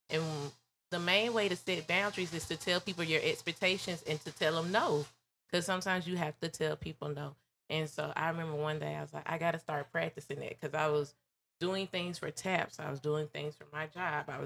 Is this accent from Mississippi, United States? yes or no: yes; Tougaloo, Mississippi, United States; I'm from Tougaloo. My family is from Tougaloo.